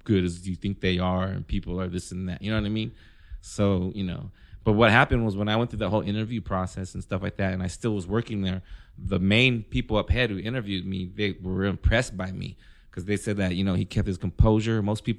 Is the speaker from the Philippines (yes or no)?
yes; Philippines; I guess because I'm Filipino and I was dating a Mexican chick.